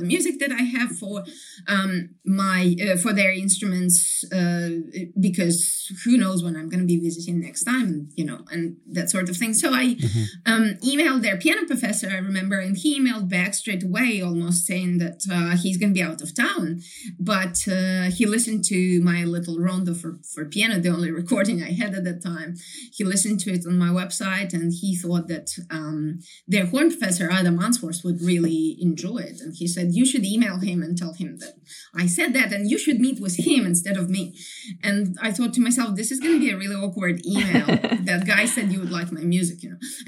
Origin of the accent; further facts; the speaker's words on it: Kyiv, Ukraine; English is a second language; moved away as an adult; also born or lived in Ithaca, United States; now in Brisbane, Australia; I come from Kyiv. I lived my first 25 years of my life in Kyiv, which is the capital right. of Ukraine